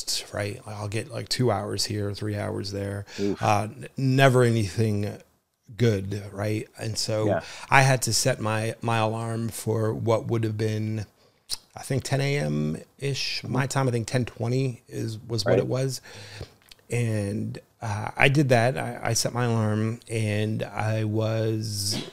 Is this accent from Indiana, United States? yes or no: no; New Jersey, United States; I was born and raised in New Jersey